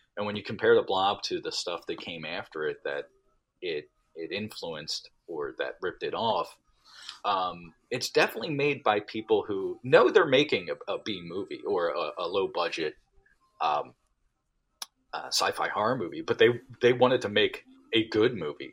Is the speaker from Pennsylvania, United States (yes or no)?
yes; Delaware County, outside Philadelphia, Pennsylvania, United States; I'm from Delaware County. So, okay. uh, uh, you know, right outside of Philadelphia